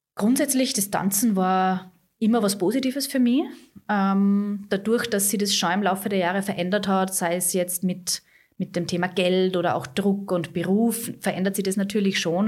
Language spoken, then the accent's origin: German; Austria; bei uns in Österreich, wir haben ganz einen anderen Background